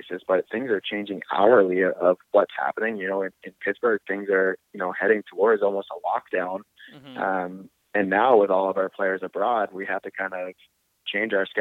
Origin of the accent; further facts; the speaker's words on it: Canada; moved away; being Canadian